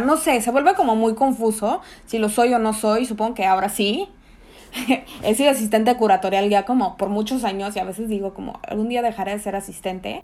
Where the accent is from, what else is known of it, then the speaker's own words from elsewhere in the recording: Mexico City, Mexico; moved away as an adult; also born or lived in Tamaulipas; now in Chicago, United States; soy mexicana, chilanga de corazón pese a que estoy registrada en Tamaulipas